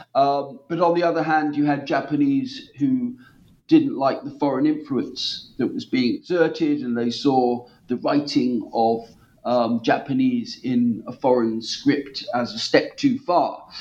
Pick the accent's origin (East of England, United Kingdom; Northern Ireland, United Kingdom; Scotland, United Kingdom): East of England, United Kingdom; Norwich; my hometown of Norwich